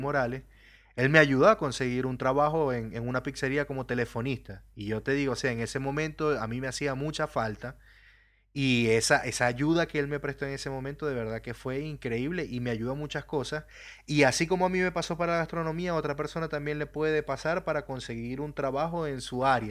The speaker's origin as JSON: {"language": "Spanish", "country": "Venezuela", "first_language": "Spanish", "moved": "yes", "said": "yo salí de Venezuela en un principio también"}